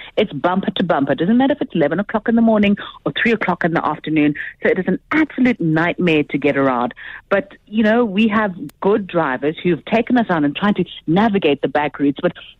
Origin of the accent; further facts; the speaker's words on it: Johannesburg, Gauteng, South Africa; I'm from Johannesburg